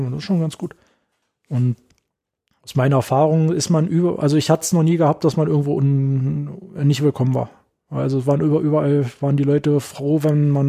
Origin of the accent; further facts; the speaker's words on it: Berlin, Germany; so ganz beiläufig ein bisschen gefragt, wo ich herkomme, soll ich, na hier aus Berlin äh, und so weiter und so fort.